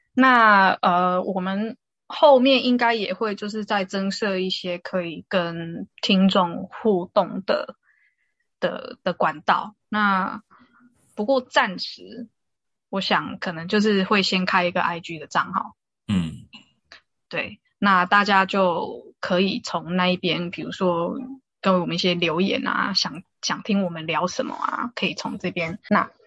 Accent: Taiwan; moved away; also born or lived in South Africa; 我们台湾人

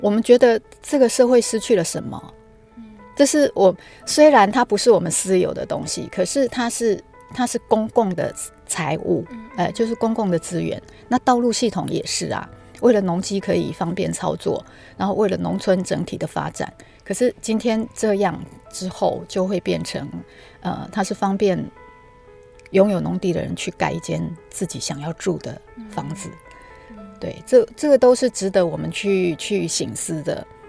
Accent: Yilan County, Taiwan; also born or lived in Lishan; 我们宜兰人

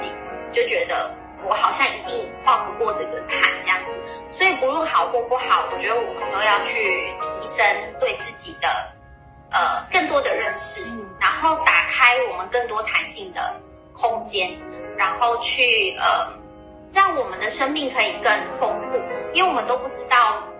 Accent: Taiwan; 以我们台湾人来说，

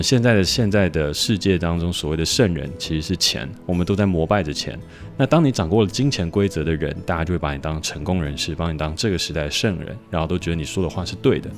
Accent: Hsinchu, Hsinchu City, Taiwan; 我从小其实就在新竹科学园区长大

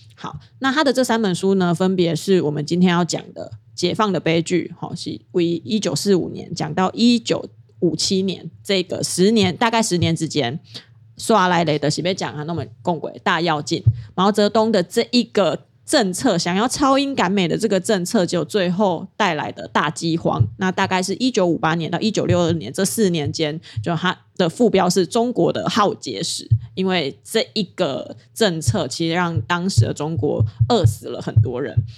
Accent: Taiwan; 我身为台湾人真好，我一定要当 就是一个堂堂正正的台湾人

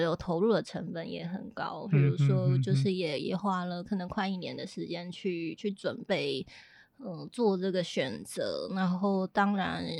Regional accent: Hualien, Hualien County, Taiwan; also born or lived in Taipei; 花莲，就是我的家乡了。

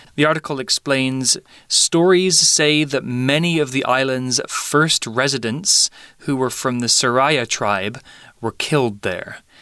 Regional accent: United Kingdom; I'm British

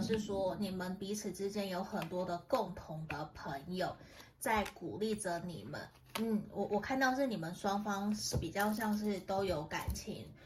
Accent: Tainan, Taiwan; 我的台语不是很好，虽然我是台南人

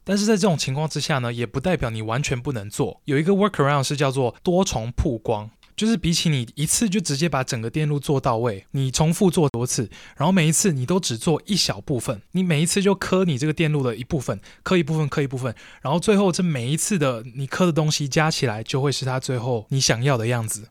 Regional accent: Taiwan; 我是台湾人

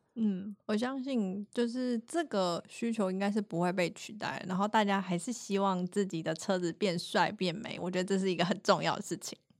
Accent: Taiwan; 我们台湾人

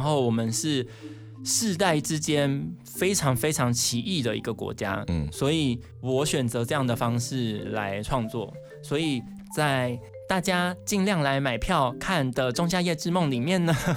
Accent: Taiwan; 就是让大家知道说我们台湾人有种

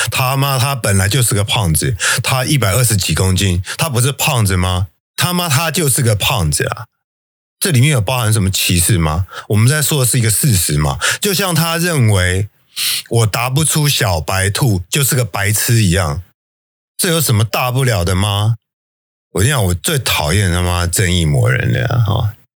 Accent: Taiwan; 我们台湾人

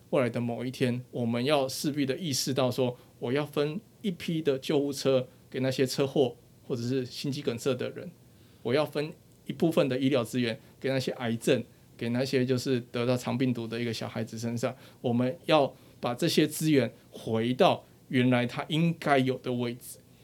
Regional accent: Taiwan; 我们算是蛮庆幸地活在这一个国家

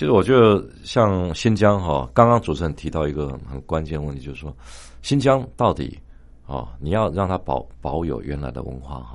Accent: Taiwan; 说我们是从台湾来的

